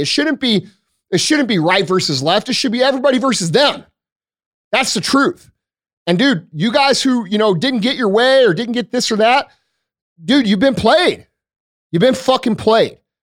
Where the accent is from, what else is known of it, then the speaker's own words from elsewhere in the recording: United States; I'm still American